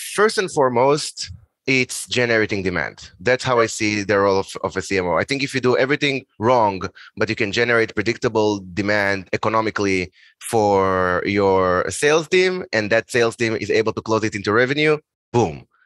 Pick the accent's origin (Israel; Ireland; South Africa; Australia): Israel; moved away as an adult; also born or lived in Boston, United States; originally I'm from Israel.